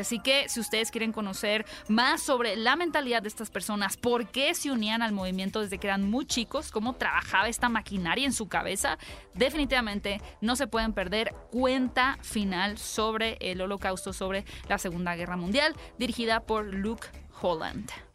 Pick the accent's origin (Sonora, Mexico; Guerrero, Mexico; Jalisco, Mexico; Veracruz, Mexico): Sonora, Mexico; Hermosillo; yo soy de Hermosillo